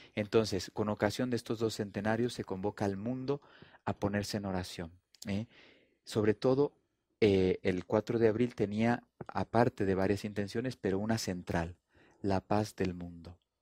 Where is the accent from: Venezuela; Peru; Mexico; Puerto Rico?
Mexico; Durango; moved away; also born or lived in Italy / Colombia / Spain / Portugal; nací en Durango, eh, soy mexicano, pero ya tengo 25 años en Europa.